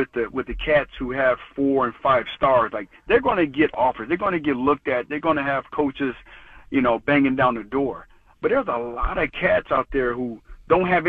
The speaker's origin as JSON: {"language": "English", "town": "Colorado Springs", "region": "Colorado", "country": "United States", "tie": "born or raised there", "moved": "yes", "said": "when I was growing up from Colorado Springs, I was getting recruited by Tennessee"}